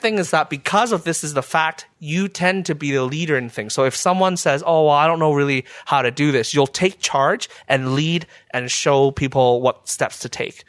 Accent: Burnaby, British Columbia, Canada; now in Ottawa, Canada; when I was growing up in Burnaby

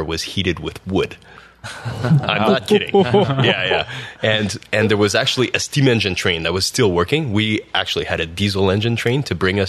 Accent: Valley East, northern Ontario, Canada; first language French; English is a second language; moved away as an adult; now in Ottawa, Canada; I'm originally from a small town in northern Ontario called Valterice. And most people don't know where that is. It's north of Sudbury

